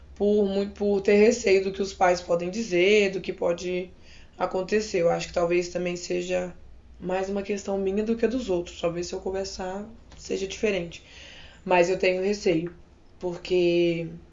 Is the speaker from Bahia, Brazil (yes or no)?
no; Minas Gerais, Brazil; now in Campinas, Brazil; eu sou de Minas Gerais. Atualmente eu trabalho em Campinas como professor de arte